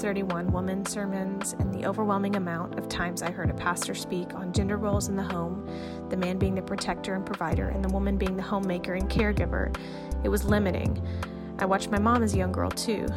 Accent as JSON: {"language": "English", "region": "East Tennessee", "country": "United States", "tie": "born or raised there", "said": "I grew up in East Tennessee"}